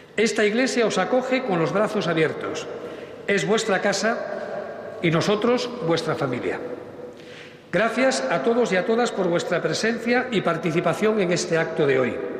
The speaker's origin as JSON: {"language": "Spanish", "region": "Galicia", "country": "Spain", "said": "Conjugaremos nuestro ser gallego"}